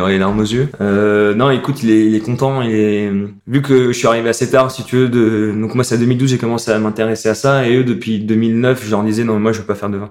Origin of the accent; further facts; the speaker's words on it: Strasbourg, Grand Est, France; je suis né à Strasbourg